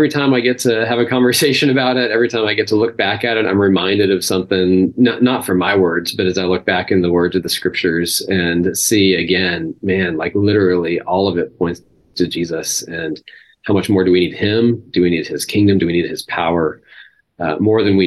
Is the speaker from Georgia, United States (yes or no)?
no; Texas, United States; I grew up in Texas, grew up in a religious culture